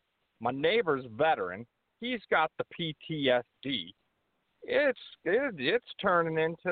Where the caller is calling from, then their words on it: Michigan, United States; I'm calling from Michigan.